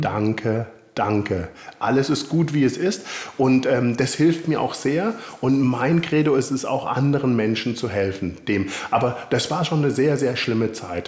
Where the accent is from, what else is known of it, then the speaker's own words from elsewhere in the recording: Konstanz, Baden-Württemberg, Germany; ich komme aus äh, Süddeutschland